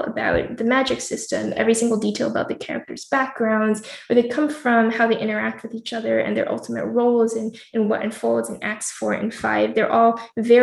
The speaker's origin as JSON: {"language": "English", "country": "United States"}